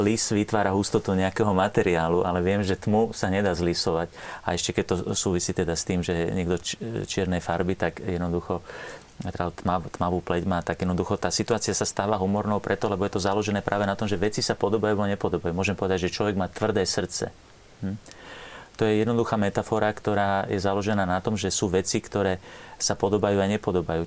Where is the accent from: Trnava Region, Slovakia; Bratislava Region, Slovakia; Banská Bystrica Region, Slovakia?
Trnava Region, Slovakia; Trnava; u nás v Trnave, máme taký rečitý spôsob